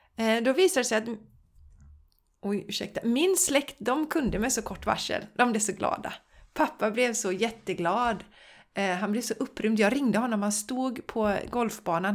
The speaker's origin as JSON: {"language": "Swedish", "town": "Borås", "region": "Västra Götaland", "country": "Sweden", "tie": "born or raised there", "said": "Jag är ju uppvuxen i Borås"}